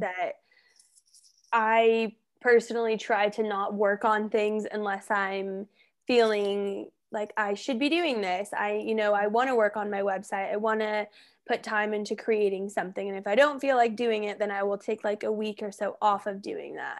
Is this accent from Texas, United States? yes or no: no; Colorado, United States; I'm from Colorado, so I'm familiar with Denver and all those areas